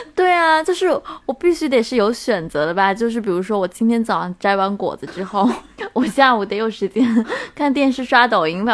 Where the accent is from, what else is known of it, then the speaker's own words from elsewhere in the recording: China; 作为一个中国人吧，我其实对涪陵的印象就仅仅停留在榨菜